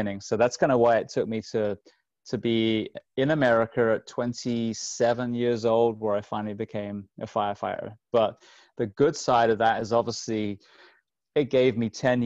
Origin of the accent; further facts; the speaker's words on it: England, United Kingdom; I grew up in England